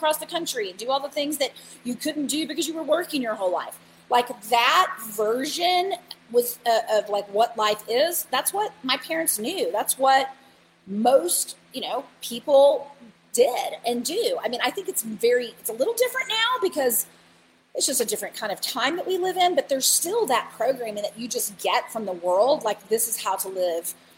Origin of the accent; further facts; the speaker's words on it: Bible Belt, Southern United States, United States; I grew up in the Bible Belt